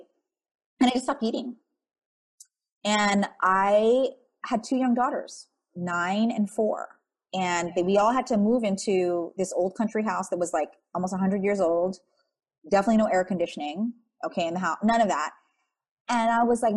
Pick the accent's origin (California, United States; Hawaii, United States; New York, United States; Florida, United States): Hawaii, United States; Wailua; moved away; I'm from the North Shore. It's called Wailua. It's where all the pineapple and sugarcane plantations were. My front yard was sugarcane. My backyard was sugarcane growing up.